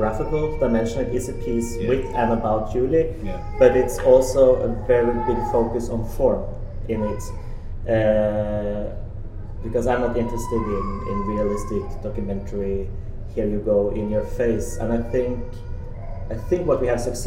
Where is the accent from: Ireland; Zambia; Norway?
Norway; now in Copenhagen, Denmark; I'm a Norwegian scenographer